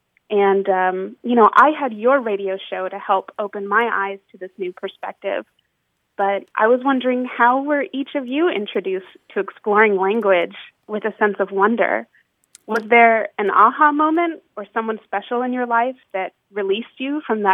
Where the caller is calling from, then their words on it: Escondido, California, United States; I'm calling from Escondido.